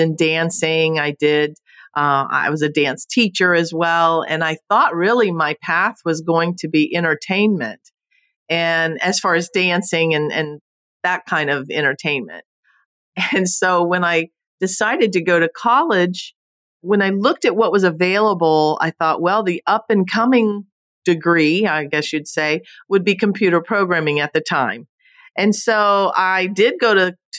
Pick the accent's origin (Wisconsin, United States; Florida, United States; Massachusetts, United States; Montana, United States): Florida, United States; Homestead; also born or lived in Naples, Florida; now in Fort Myers, United States; I was born and raised in Homestead, Florida, so I am a true Florida native